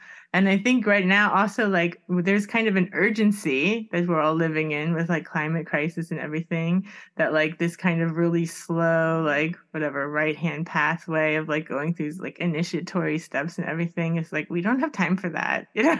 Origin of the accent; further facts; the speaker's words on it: Miami, Florida, United States; I grew up in Miami, so I'm much more used to like people like Santeria and things like that.